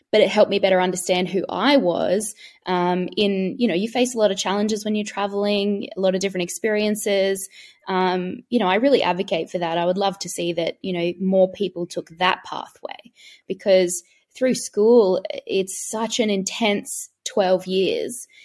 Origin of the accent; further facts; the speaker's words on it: Queensland, Australia; I'm from Queensland